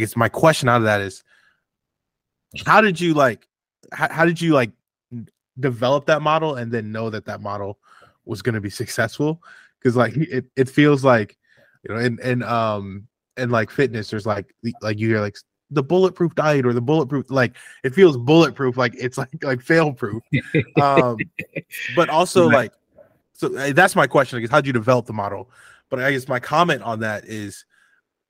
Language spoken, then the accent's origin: English; St. Louis, Missouri, United States; I'm from Missouri. St. Louis, Missouri. I kind of feel a little Southern